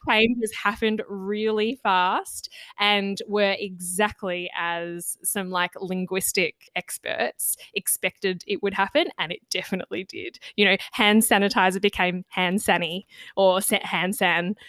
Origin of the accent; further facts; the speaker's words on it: Australia; first language English; as Australians who you know identify as Australian, lived here all of our lives